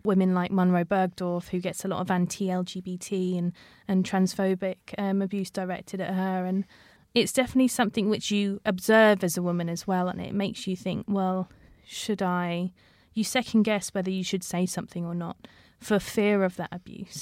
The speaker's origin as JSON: {"language": "English", "region": "London", "country": "United Kingdom", "tie": "born or raised there", "said": "I was born and raised in London, initially growing up in an area called Sipson, which is just outside of Heathrow Airport"}